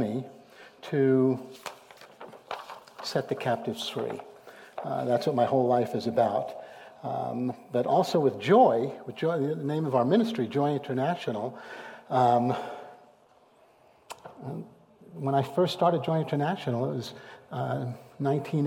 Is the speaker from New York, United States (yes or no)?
yes; New York City, New York, United States; I was born and raised Jewish in New York City, Brooklyn, New York